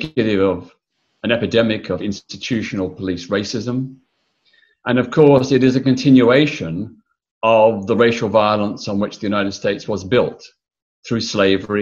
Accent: Melbourne, Victoria, Australia; I was born in Melbourne, Australia in 1952. I grew up in the 1950s and 60s

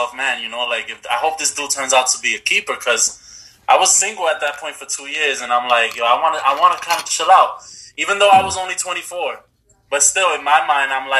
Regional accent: New York City, New York, United States; now in Los Angeles, United States; I'm a motherfucker from the Bronx

